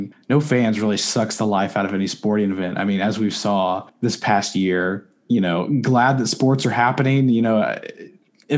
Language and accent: English; United States; I'm from America